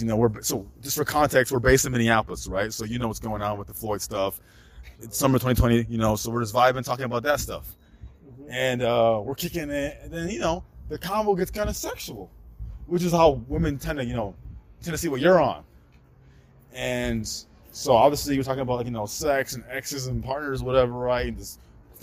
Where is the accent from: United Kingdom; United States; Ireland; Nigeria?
Nigeria; I'm Nigerian